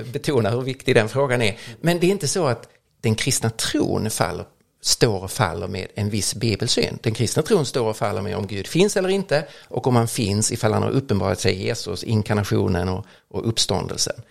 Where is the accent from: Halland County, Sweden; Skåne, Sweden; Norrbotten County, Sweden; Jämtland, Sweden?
Skåne, Sweden; Lund; växte upp nere i Lund